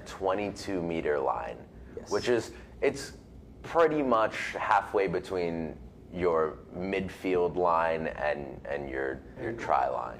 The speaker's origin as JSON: {"language": "English", "country": "United States", "tie": "born or raised there", "said": "I grew up in America."}